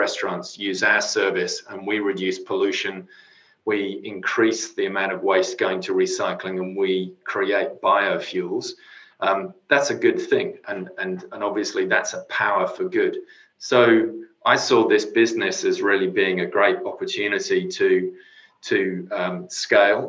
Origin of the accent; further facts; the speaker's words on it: Cornwall, South West England, United Kingdom; now in Sydney, Australia; I grew up living, surfing, swimming in the ocean in Cornwall. And of course, I come here and I live in Sydney